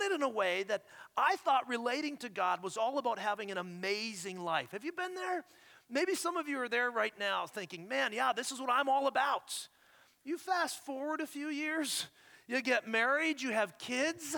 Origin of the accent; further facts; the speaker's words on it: Ontario, Canada; moved away as an adult; now in Scottsdale, United States; I am an Ontario boy. I'm a Canadian boy.